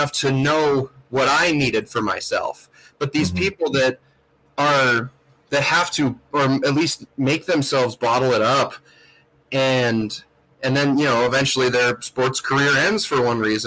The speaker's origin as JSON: {"language": "English", "town": "Missoula", "region": "Montana", "country": "United States", "tie": "born or raised there", "said": "I'm fortunate enough to have gone to college in my hometown"}